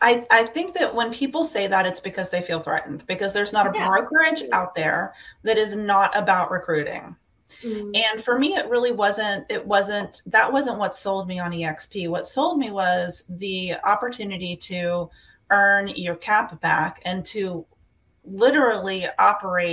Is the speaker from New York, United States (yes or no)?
no; West Virginia, United States; moved away as an adult; also born or lived in Georgia / Florida / Pennsylvania / Chicago; I'm actually from West Virginia. I was born and raised